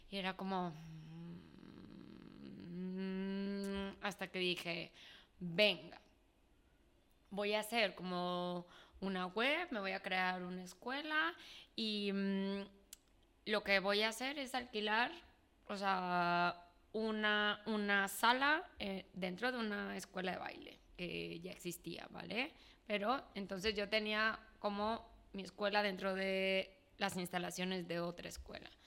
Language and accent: Spanish; Mexico; also born or lived in Peru; now in Spain; O sea, yo cuando me fui de México fue en el año 2010. Entonces llego a España, em, Estuve un año aquí y luego me fui a vivir a Perú. Vuelvo a España después de cuatro años